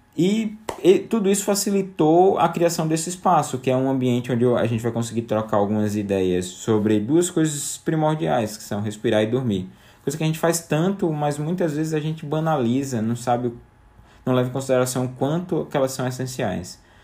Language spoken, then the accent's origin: Portuguese; João Pessoa, Paraíba, Brazil; also born or lived in São Paulo; now in João Pessoa, Brazil; eu volto pra João Pessoa, minha cidade natal